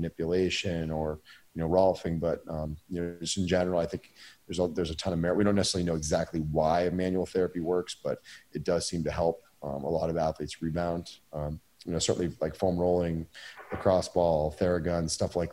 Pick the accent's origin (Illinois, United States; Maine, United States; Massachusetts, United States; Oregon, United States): Maine, United States; my hometown in Maine